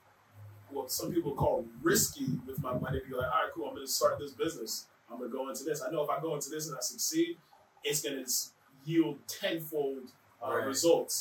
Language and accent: English; Manchester, Connecticut, United States; growing up in Manchester